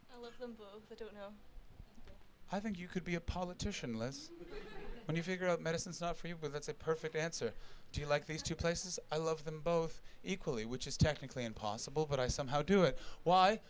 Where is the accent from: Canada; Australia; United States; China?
Canada; moved away as an adult; now in London, United Kingdom; I'm from Canada